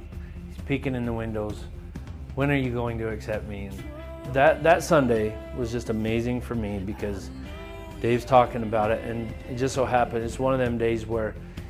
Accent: Salt Lake City, Utah, United States; I was raised here in Salt Lake City. I was raised in an LDS family.

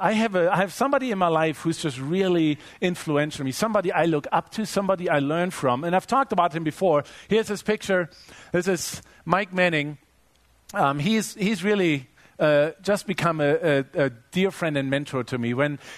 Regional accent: Germany; I grew up in Germany. I grew up loving soccer and playing soccer.

